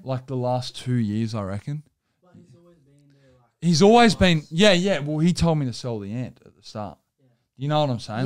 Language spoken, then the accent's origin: English; Sydney, New South Wales, Australia